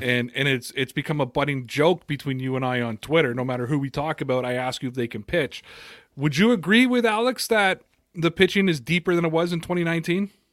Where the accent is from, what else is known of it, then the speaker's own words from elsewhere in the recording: Toronto, Ontario, Canada; I'm from Toronto, Canada